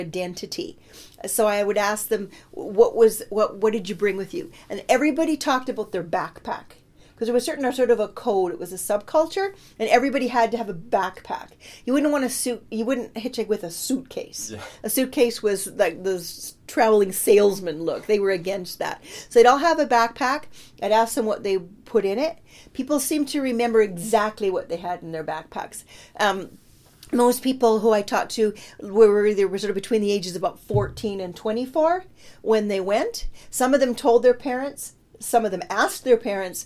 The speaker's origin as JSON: {"language": "English", "town": "Saskatoon", "region": "Saskatchewan", "country": "Canada", "tie": "born or raised there", "said": "I grew up in Saskatoon"}